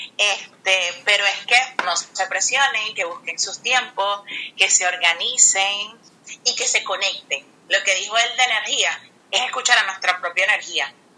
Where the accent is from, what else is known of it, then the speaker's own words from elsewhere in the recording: Venezuela; la mayoría somos venezolanos